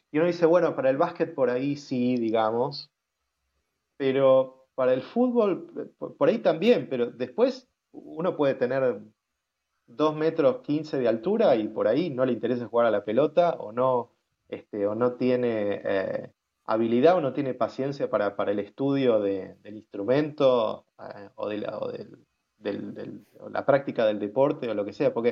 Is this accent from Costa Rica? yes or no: no; Argentina; A ver, yo me presento como argentino, ¿no? Pero enseguida apenas tengo la posibilidad de tener alguna conversación, cuento que, que, también soy polaco, eh, pero que no hablo el idioma